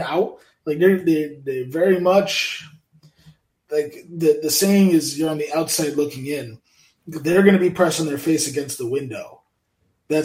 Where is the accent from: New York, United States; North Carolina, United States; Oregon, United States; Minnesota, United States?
New York, United States; Central; being from Central New York